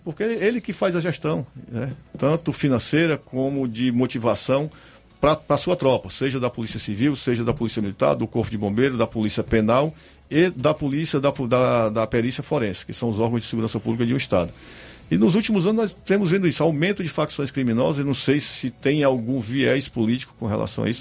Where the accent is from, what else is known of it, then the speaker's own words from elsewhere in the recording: Alto Santo, Ceará, Brazil; eu sou cearense, nasci na cidade de Alto Santo em 1967, no, no vale, da, do, no vale do Jaguaribe